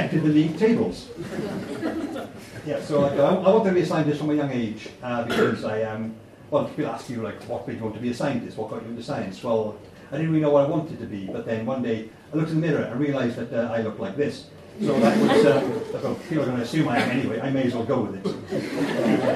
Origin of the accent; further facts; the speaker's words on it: Welsh, Wales, United Kingdom; I am Welsh.